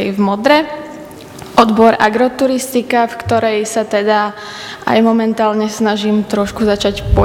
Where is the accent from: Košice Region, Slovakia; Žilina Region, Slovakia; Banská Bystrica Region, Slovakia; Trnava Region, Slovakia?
Trnava Region, Slovakia; Skalica; som zo Skalice a študujem na Strednej odbornej škole vinársko-ovocinárskej v Modre, odbor agroturistika